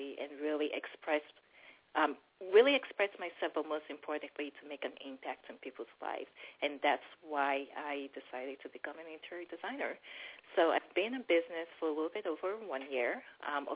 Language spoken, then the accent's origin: English; Nigeria; now in DC Metro Area, United States; I'm originally Nigerian.